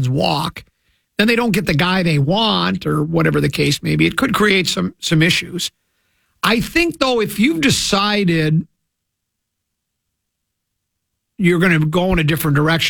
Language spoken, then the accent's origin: English; Detroit, Michigan, United States; I was born in Detroit